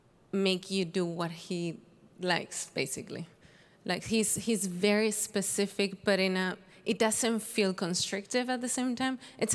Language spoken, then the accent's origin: English; Vigo, Galicia, Spain; English is a second language; moved away as an adult; now in United States; Vigo, Galicia, Spain. It's beautiful, very rainy, but really beautiful.